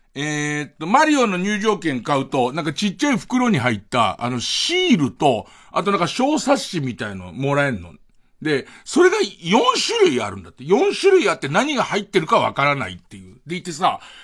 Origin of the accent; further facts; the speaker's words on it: Tokyo, Japan; もともと荒川区で俺たち生まれ育って